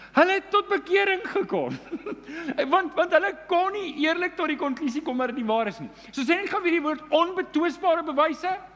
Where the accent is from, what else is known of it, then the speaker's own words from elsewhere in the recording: Johannesburg, Gauteng, South Africa; Ek is Johannesburger